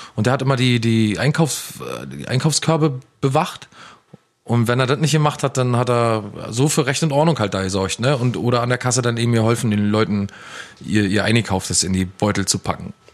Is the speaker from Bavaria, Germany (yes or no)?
no; Ueckermünde, Mecklenburg-Vorpommern, Germany; in der Stadt, also in der Innenstadt, in der Altstadt bei uns in Ueckermünde